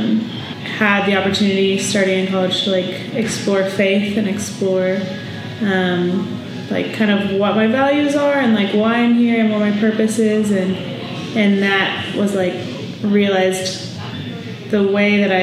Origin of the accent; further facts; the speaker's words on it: Shawnee, Kansas, United States; now in Manhattan, Kansas, United States; I grew up in Shawnee, Kansas, which is near Kansas City